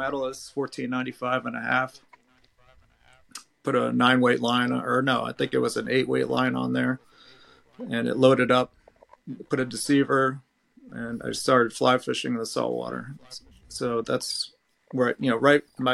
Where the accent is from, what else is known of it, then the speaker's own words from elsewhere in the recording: Norwalk, Connecticut, United States; I was born and raised in Rowayton, Connecticut